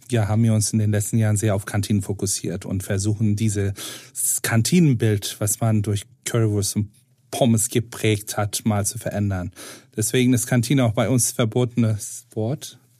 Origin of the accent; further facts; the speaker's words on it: Istanbul, Turkey; German is a second language; now in Hamburg, Germany; äh, meine Kindheit glücklicherweise in Istanbul verbracht, wo wir eine riesen Vielfalt an kulinarisches Angebot hatten.